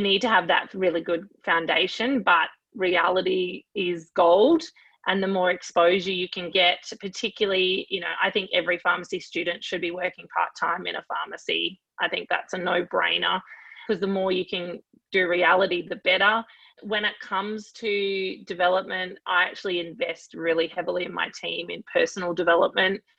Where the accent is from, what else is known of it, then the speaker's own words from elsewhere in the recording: Queensland, Australia; I am Queenslander through and through in all facets of life and sport, etc.